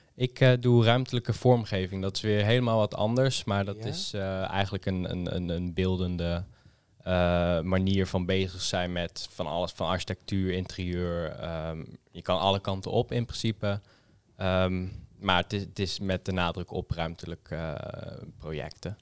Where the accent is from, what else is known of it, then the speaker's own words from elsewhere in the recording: Amersfoort, Utrecht, Netherlands; ik kom uit Amersfoort